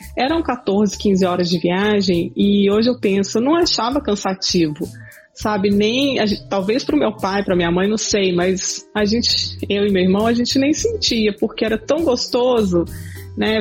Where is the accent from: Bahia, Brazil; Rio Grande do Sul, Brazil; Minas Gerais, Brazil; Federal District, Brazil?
Minas Gerais, Brazil; Belo Horizonte; moved away as an adult; also born or lived in Tokyo, Japan; now in North Carolina, United States; A gente é de Belo Horizonte